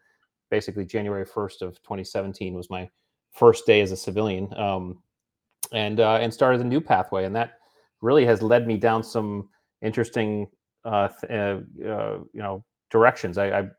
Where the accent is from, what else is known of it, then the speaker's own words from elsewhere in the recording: New England, United States; also born or lived in Indiana / San Diego / Hawaii; now in Virginia Beach, United States; I grew up in New England, went out to Indiana, Purdue for college, and then to San Diego for SEAL training.